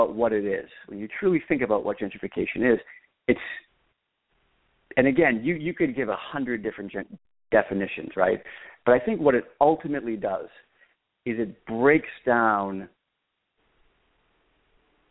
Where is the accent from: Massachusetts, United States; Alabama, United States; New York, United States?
Massachusetts, United States; Boston; I'm from the North End